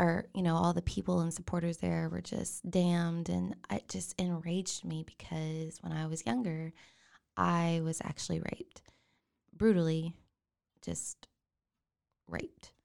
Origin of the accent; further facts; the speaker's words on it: China Spring, Texas, United States; also born or lived in Waco, Texas; I was born here in Waco